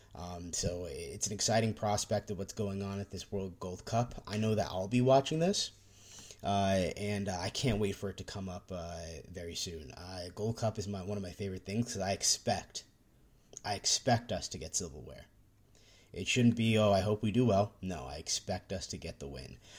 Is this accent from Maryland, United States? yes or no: no; Georgia, United States; I'm from Georgia